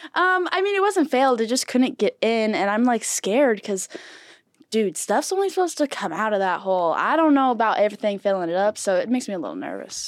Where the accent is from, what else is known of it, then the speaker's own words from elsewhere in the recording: San Marcos, California, United States; I went to Mission Hills High School in San Marcos